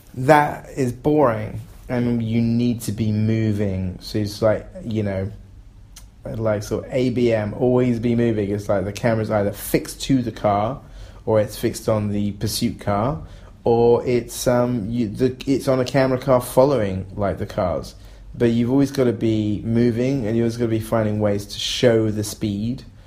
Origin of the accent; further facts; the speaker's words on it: England, United Kingdom; I'm an English person